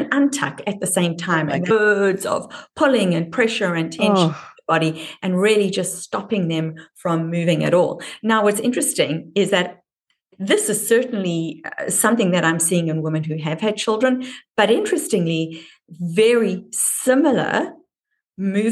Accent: Durban, KwaZulu-Natal, South Africa; accent: South African (Durban); moved away; the nuance of my accent places me as from Durban, which is more of an English accent than a Dutch accent.

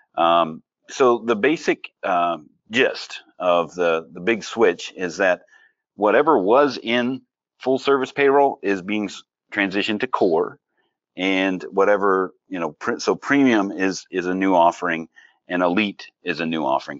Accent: Pennsylvania, United States; moved away; I'm originally from Pennsylvania

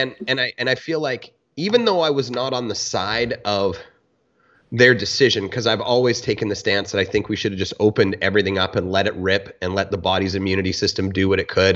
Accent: Canada; born or raised there

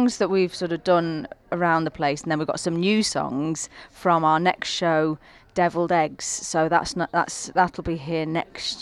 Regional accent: Blackpool, North West England, United Kingdom; I grew up in Blackpool in a bed and breakfast

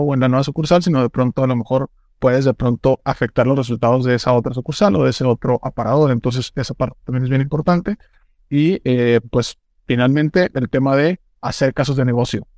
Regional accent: Mexico

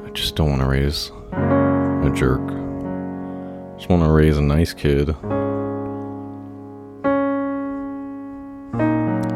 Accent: Dallas, Texas, United States; moved away; also born or lived in New York / California; I'm originally from Dallas

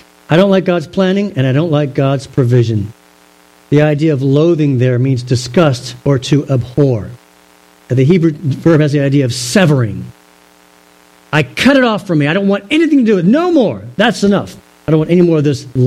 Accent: Virginia, United States; Growing up in Virginia, we'd go to camp

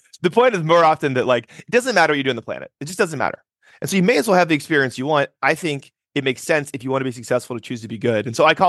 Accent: Nebraska, United States; I'm from Nebraska, which is a small state in the center of the country that no one's typically been to. I grew up overseas for a big part of my life.

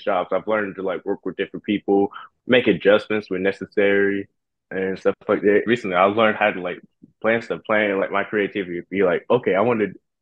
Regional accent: Durham, North Carolina, United States; also born or lived in Baltimore, Maryland; I was born in Baltimore, Maryland, but I grew up in Durham, North Carolina

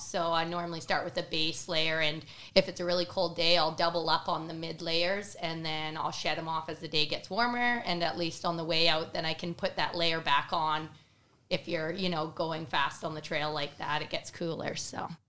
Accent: Cranbrook, British Columbia, Canada; I am from Cranbrook, British Columbia

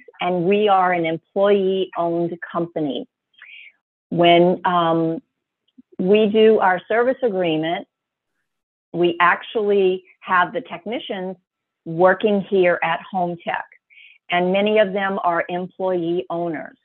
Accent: New Orleans, Louisiana, United States; also born or lived in Boston / Florida; now in Bonita Springs, United States; I'm originally from New Orleans, a real true Cajun person, not just the spice you put on chicken

